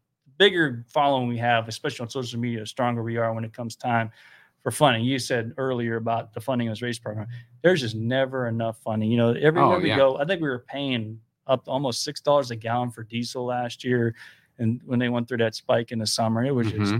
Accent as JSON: {"language": "English", "town": "Youngstown", "region": "Ohio", "country": "United States", "tie": "born or raised there", "said": "we're from Youngstown, Ohio"}